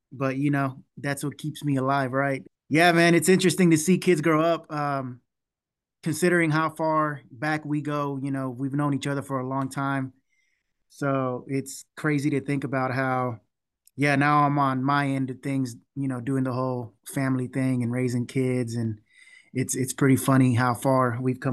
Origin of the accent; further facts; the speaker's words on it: Houston, Texas, United States; we're from Houston